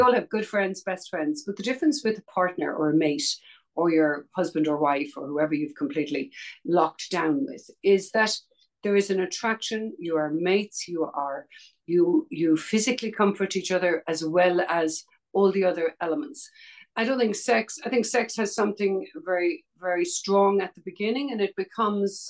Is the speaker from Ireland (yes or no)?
yes; Dublin, Leinster, Ireland; I grew up in Dublin, Ireland